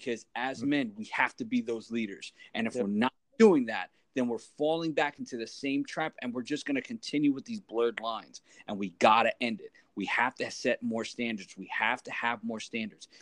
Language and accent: English; New York City, New York, United States; now in New Jersey, United States; I grew up in New York City